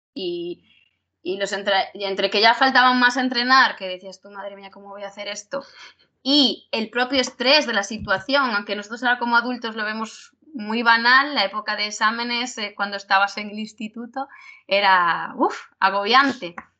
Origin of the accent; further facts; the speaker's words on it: Galicia, Spain; nosotros somos gallegos y es depende. Nosotros en Galicia usamos mucho el depende